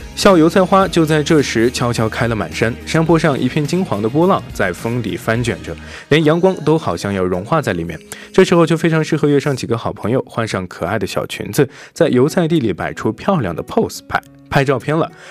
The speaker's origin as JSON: {"language": "Chinese", "region": "northern China", "country": "China", "said": "因为我是北方人，比较喜欢那种重口味儿一点的"}